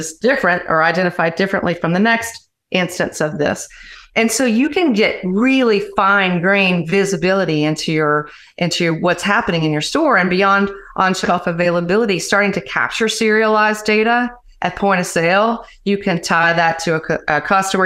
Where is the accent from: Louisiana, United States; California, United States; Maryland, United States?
Louisiana, United States; now in Atlanta, United States; Originally from my dear state of Louisiana